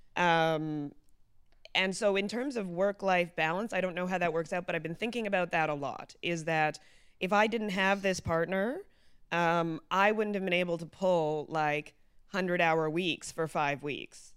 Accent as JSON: {"language": "English", "town": "Mississauga", "region": "Ontario", "country": "Canada", "tie": "born or raised there", "said": "growing up in Mississauga"}